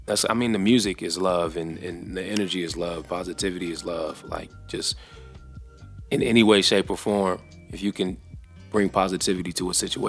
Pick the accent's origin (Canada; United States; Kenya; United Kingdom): United States; Detroit, Michigan; So I was born on the west side of Detroit, Michigan.